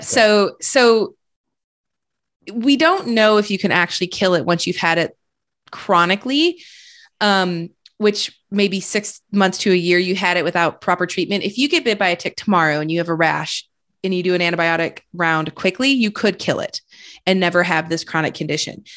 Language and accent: English; Flint, Michigan, United States; now in Austin, United States; I grew up in Michigan